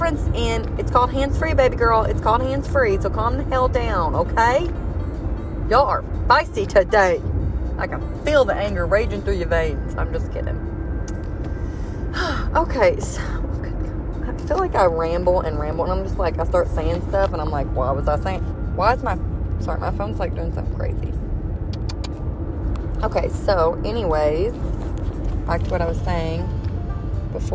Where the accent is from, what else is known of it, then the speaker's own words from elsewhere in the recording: Kentucky, United States; I'm from Kentucky.